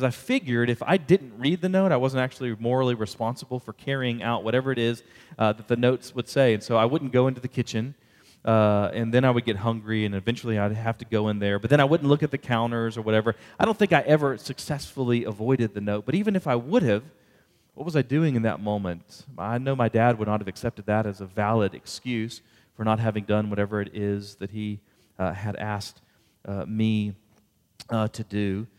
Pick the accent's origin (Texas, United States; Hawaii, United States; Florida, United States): Texas, United States; Houston; because I grew up in the Houston area.